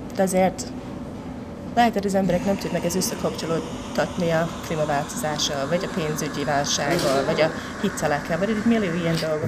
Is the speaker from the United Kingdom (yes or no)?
yes; Scotland, United Kingdom; Hungarian is a second language; moved away as an adult; now in Hungary; Én Skót vagyok.